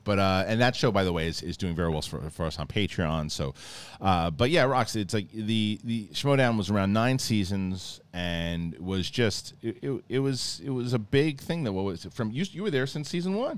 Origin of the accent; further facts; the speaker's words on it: East Coast, United States; moved away; growing up on the East Coast